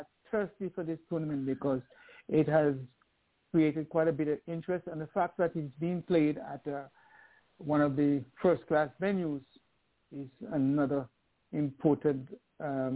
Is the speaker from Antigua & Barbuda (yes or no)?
yes; Liberta, Saint Paul Parish, Antigua & Barbuda; I was born in Liberta